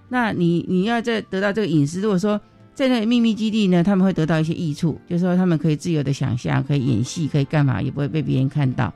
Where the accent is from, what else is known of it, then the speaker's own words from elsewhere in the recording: Taiwan; 我们台湾人就会说，哦，我有高血压